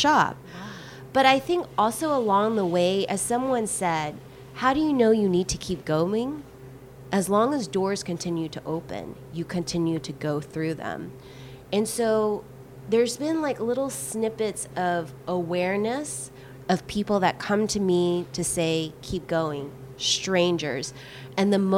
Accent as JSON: {"language": "English", "region": "the Bible Belt", "country": "United States", "tie": "born or raised there", "moved": "yes", "lives_now": "Los Angeles, United States", "said": "I grew up in the Bible Belt."}